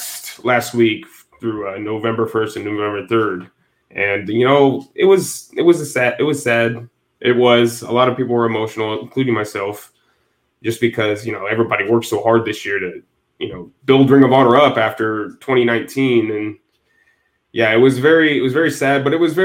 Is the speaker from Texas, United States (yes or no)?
no; Northwest Indiana, United States; I'm from Indiana, Northwest Indiana. So really close to Chicago, my hometown is.